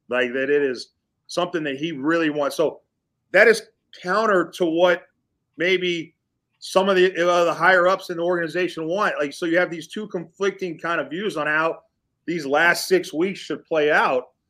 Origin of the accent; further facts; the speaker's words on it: Texas, United States; I'm a Texan